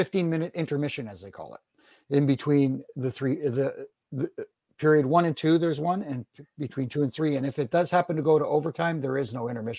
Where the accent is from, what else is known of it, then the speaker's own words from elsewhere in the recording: Canada; I born and raised in Canada.